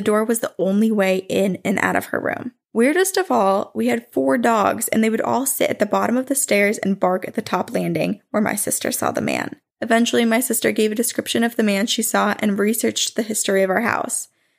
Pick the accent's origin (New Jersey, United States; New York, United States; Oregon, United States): New Jersey, United States; born or raised there